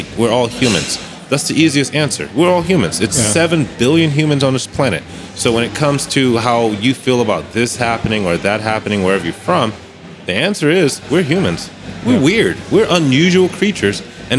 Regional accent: United States; moved away as an adult; now in Germany; as an American, as a black American

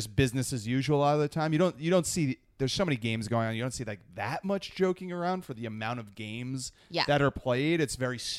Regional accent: northeastern New Jersey, United States; I'm from New Jersey.

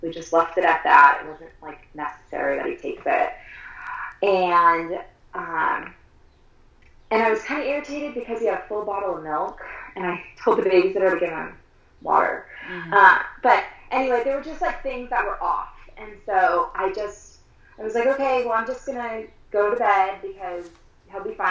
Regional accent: Southern California, United States; now in Colorado, United States; I grew up in Southern California. We live in Colorado now.

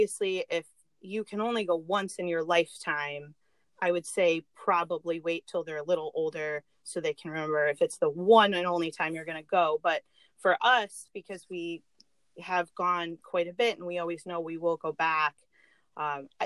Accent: Michigan, United States; I'm actually from Michigan. I've lived in Michigan my whole life.

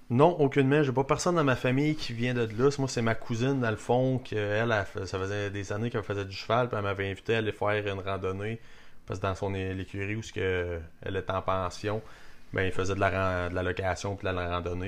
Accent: Saint-Félix-de-Kingsey, Quebec, Canada; also born or lived in Warwick, Quebec; now in Drummondville, Canada; on a déménagé à Saint-Félix de Kingsey. Où ce que, dans le fond, les parents à mon père étaient. Mon père lui travaillait là-bas, fait qu'on a passé encore pas mal de temps, quasiment un autre 7 ans là-bas

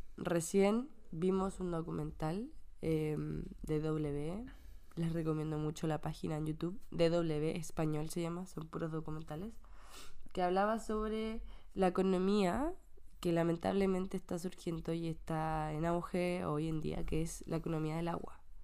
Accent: Santiago, Santiago Metropolitan Region, Chile; now in Canada; en Santiago se nota. Yo me acuerdo cuando era pequeña y llovía en el invierno, llovía harto.

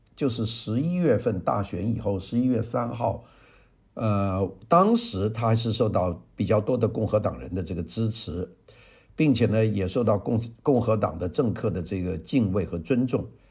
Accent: China; 我们中国人

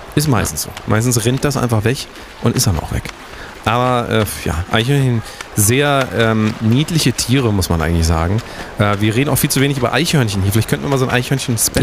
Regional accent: Germany; das ist Deutschland, äh, wir sind, wir sind Deutsche.

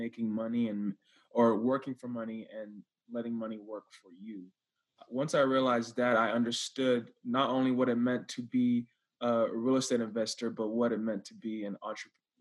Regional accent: Texas, United States; I'm from Texas, born and raised

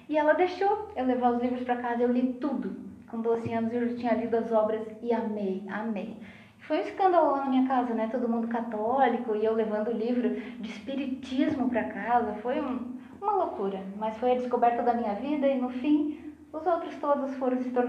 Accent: Lages, Santa Catarina, Brazil; born there; Eu nasci em Lages.

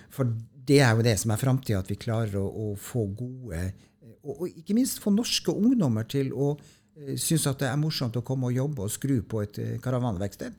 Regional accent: Tromsø, Troms, Norway; moved away; så kommer jeg opprinnelig fra Tromsø, så jeg kom jo fra det høyeste nord

